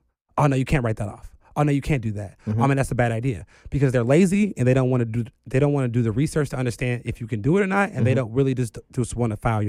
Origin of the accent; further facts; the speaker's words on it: Chicago, Illinois, United States; Like, coming into my career, I'm still from the South Side of Chicago, and I understand poverty